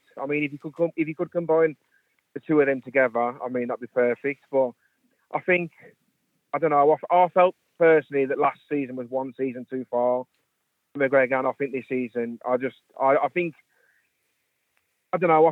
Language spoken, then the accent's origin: English; West Midlands, United Kingdom; moved away as an adult; now in Wrexham, United Kingdom; I'm originally from the West Midlands, but I've been living in Wrexham there for the last 7 years